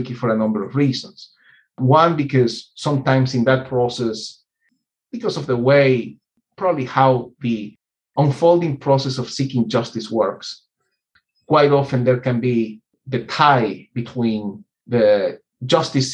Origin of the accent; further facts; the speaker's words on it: Venezuela; I grew up in Venezuela's largest oil town